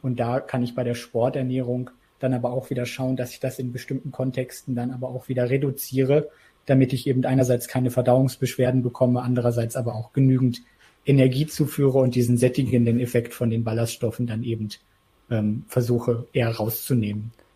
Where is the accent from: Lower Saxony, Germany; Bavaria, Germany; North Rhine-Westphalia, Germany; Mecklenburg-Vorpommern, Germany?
Lower Saxony, Germany; Isernhagen; ich komme eben auch aus Hannover